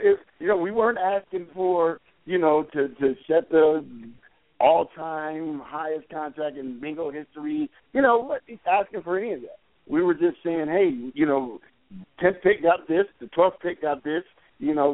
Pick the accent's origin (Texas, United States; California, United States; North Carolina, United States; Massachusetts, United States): California, United States; Los Angeles; moved away as an adult; also born or lived in Washington; I'm from South Central L.A.